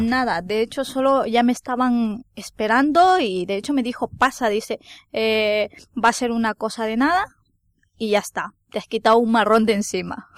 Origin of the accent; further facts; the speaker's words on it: Ecuador; moved away as an adult; now in Spain; soy de Ecuador, llevo cinco años aquí en España